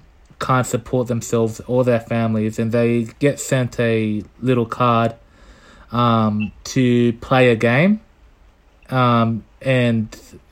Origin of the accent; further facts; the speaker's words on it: Scotland, United Kingdom; Scotland. I'm from Scotland.